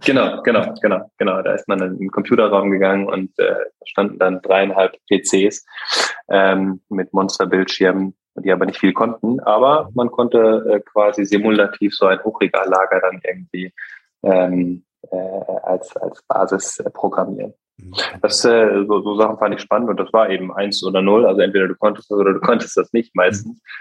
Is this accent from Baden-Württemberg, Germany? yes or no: yes; Bühl, Baden-Württemberg, Germany; moved away; also born or lived in North Rhine-Westphalia; Meine Heimat ist, äh, ist Bühl bei Baden-Baden äh, im Schwarzwald und ähm, da bin ich aufgewachsen